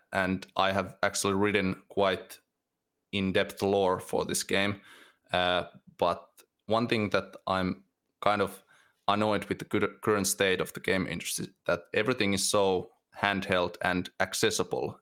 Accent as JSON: {"language": "English", "country": "Finland", "tie": "born or raised there", "said": "I, I lived near those places and near the Russian border for most of my life"}